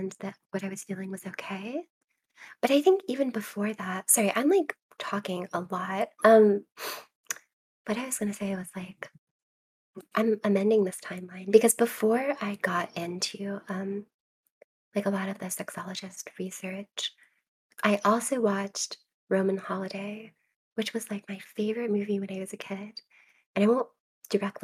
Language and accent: English; Charleston, South Carolina, United States; I'm from Charleston, South Carolina. And so my library was in South Carolina